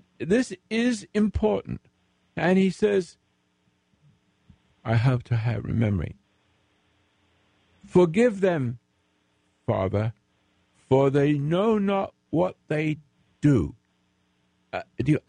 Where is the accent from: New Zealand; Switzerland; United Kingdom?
United Kingdom; England; I'm an English veteran, the Royal Sussex Regiment in World War II